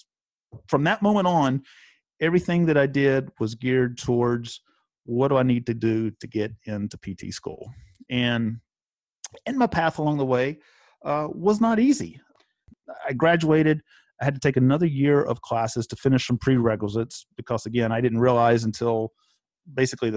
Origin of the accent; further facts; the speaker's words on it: Elon, North Carolina, United States; I actually grew up in Elon, very close to where Gabby is right now in High Point, but grew up in Elon, but was next door to the town of Burlington.